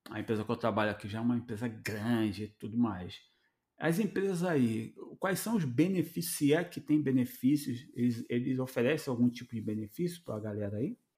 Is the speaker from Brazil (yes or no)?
yes; Rio de Janeiro, Brazil; Vamos falar do Rio, né? Que a gente veio do Rio, está acostumado a ter o Rio Card em, é, entregue pela empresa para ele poder trabalhar, né?